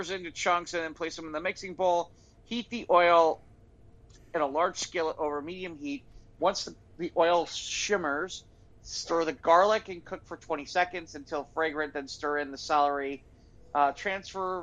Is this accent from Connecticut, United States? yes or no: no; Chicago, Illinois, United States; I'm from Chicago